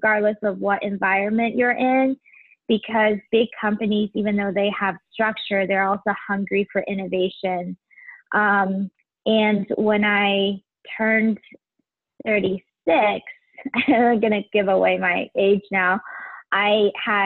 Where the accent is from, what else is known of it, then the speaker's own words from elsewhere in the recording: Taiwan; now in Cincinnati, United States; I'm originally from Taiwan.